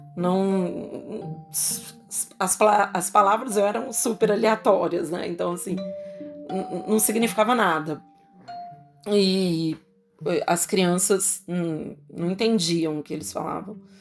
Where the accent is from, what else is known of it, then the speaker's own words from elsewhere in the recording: Belo Horizonte, Minas Gerais, Brazil; Eu sou de Belo Horizonte, Minas Gerais